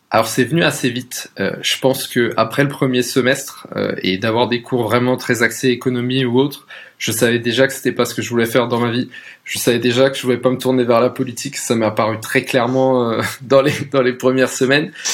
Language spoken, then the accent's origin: French; Alsace, Grand Est, France; moved away as an adult; also born or lived in Paris; à la base je viens d'Alsace, entre une petite ville, presque un village entre Colmar et Mulhouse